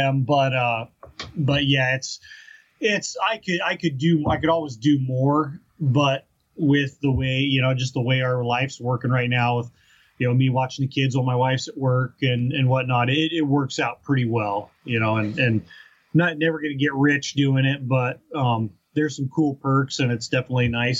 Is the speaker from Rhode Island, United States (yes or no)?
no; Southern Colorado, United States; now in Fairbanks, United States; I was born in Southern Colorado and grew up down there